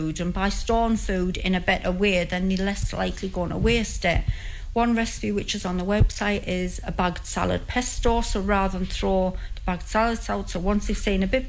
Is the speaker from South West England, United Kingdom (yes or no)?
no; St Helen Auckland, North East England, United Kingdom; I'm originally a St Helens girl, and I always will be. That's where I was born and brought up